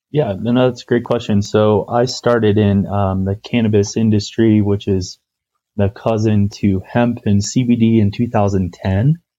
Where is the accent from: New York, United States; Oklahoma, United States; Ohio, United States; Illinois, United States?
Ohio, United States; moved away as an adult; also born or lived in Atlanta / Telluride, Colorado; now in Colorado, United States; packaging products that were being made in Ohio, my home state